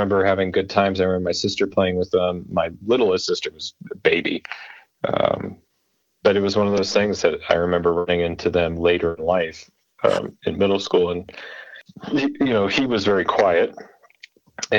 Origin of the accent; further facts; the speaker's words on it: Custer County / Boulder area, Colorado, United States; also born or lived in Gold Hill, Colorado; I grew up in Custer County from about 1999